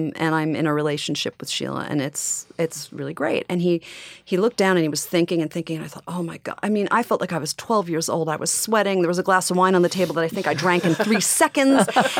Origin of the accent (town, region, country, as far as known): Long Island, New York, United States